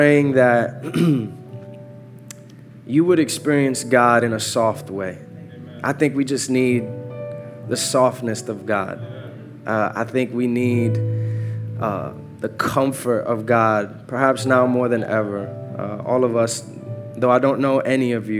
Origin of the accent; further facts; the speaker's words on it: New York City, New York, United States; moved away as an adult; now in Atlanta, United States; I am Born and raised in New York, Uptown Dykeman particularly